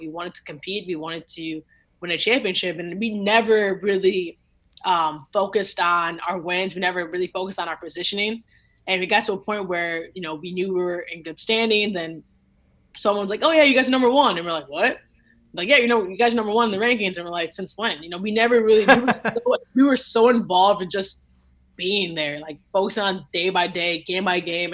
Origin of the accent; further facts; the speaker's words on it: Lincolnwood, Illinois, United States; I grew up in Lincolnwood, Illinois